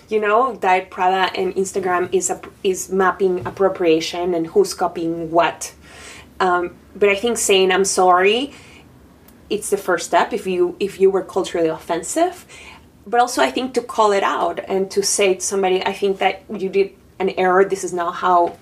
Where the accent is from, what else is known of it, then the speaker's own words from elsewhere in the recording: Panama; English is a second language; now in New York, United States; I'm from Panama